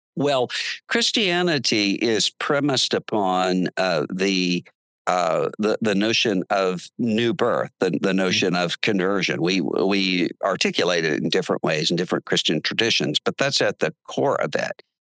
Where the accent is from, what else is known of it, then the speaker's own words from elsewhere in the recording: Biloxi, Mississippi, United States; now in Nashville, United States; we're from Biloxi, Mississippi, which is a seafood town